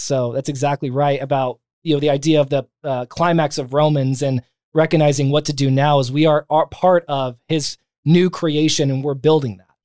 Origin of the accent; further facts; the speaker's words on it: San Bernardino County, Southern California, United States; I was born and raised in Southern California. So, um, outside of Los Angeles, um, San Bernardino County